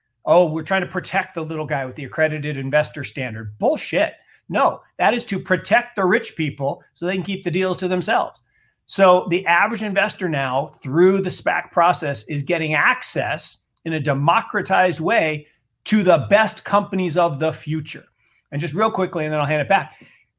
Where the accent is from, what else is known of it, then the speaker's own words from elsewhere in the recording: Seattle, Washington, United States; I grew up in Seattle. So back in the old stomping grounds